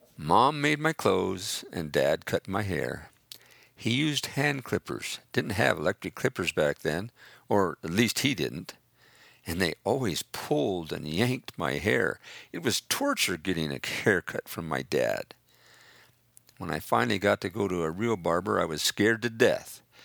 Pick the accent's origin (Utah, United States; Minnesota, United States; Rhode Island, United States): Utah, United States; Price; I was born in Price, Utah